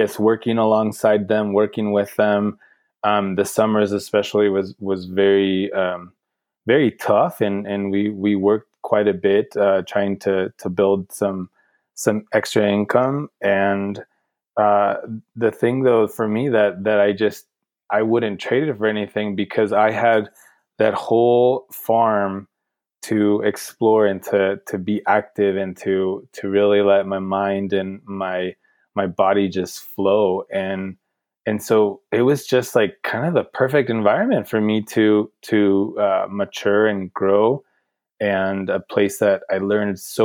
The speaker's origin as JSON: {"language": "English", "region": "central coast of California", "country": "United States", "moved": "as an adult", "lives_now": "Bend, United States", "said": "I came from the central coast of California, right in the middle of the state, right on the coast. But we lived inland on an avocado farm."}